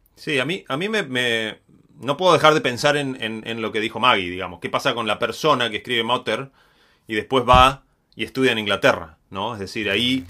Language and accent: Spanish; Patagonia, Argentina; yo no soy porteño, soy de Patagonia